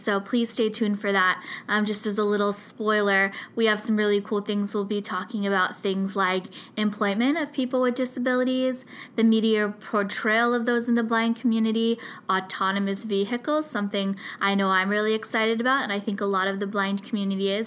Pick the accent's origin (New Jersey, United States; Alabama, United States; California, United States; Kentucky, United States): California, United States; I'm from California